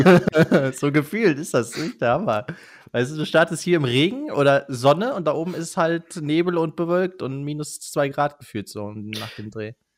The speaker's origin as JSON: {"language": "German", "region": "Rhineland-Palatinate", "country": "Germany", "said": "wir kommen ja aus Rheinland-Pfalz, wir sind auch nicht allzu weit weg von Kusel"}